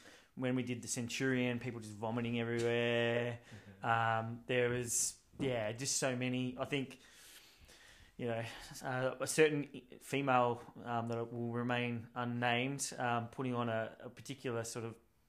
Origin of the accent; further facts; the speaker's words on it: Canada; Let me just talk to them because we're Canadian and then we'll figure something out.